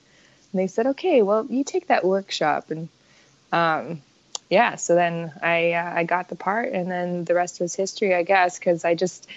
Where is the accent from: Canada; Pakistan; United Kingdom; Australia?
Canada; Saskatchewan; I grew up in Saskatchewan